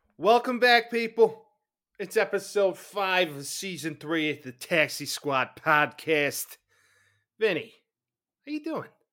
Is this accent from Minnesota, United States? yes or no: no; Chicago suburbs, Illinois, United States; growing up, of course, large Bears fan, growing up in the Chicago suburbs